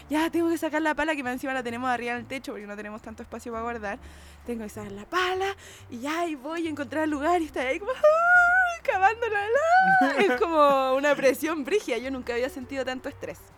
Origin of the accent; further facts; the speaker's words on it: Santiago, Santiago Metropolitan Region, Chile; no, pero en serio. somos los de Santiago.